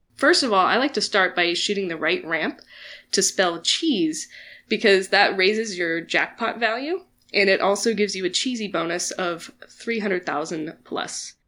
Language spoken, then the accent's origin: English; Kansas City, United States; I'm from Kansas City